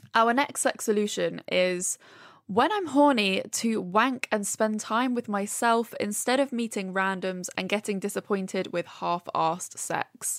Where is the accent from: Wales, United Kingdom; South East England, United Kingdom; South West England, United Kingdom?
South East England, United Kingdom; Brighton; moved away as an adult; now in London, United Kingdom; I grew up in Brighton and now I, I've lived in London for, I don't know, seven, eight years.